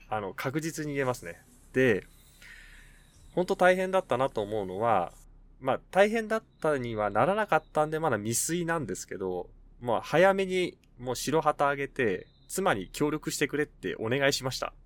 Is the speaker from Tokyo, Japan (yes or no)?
yes; Tokyo, Japan; moved away as an adult; now in Nasushiobara, Japan; 私東京の出身なんですけど、東京の実家から